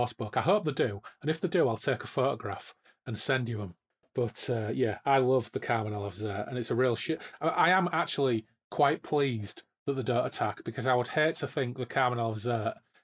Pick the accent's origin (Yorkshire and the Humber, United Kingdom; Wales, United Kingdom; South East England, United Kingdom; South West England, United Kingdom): Yorkshire and the Humber, United Kingdom; Hull; I'm from Hull